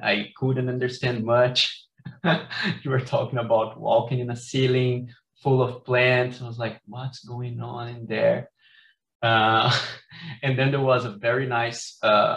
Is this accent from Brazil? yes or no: yes; Brazil; now in Carbondale, United States; I'm from Brazil